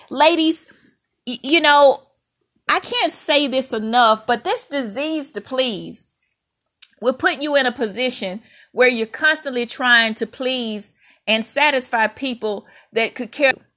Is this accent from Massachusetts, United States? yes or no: no; Mississippi, United States; When I was a little girl growing up in Mississippi